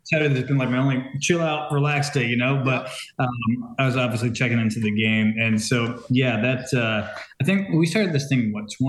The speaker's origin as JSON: {"language": "English", "town": "Hinckley", "region": "Ohio", "country": "United States", "also_born_or_lived": "Scottsdale, Arizona", "said": "So I'm from Hinckley. It's about 25 minutes or 30 minutes south of Cleveland."}